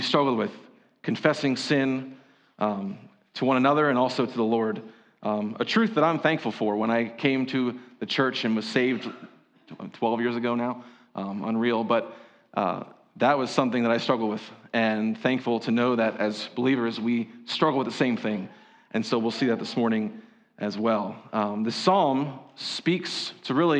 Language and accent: English; Berks County, Pennsylvania, United States; growing up in Berks County, hearing the phrase, if you ain't Dutch, you ain't much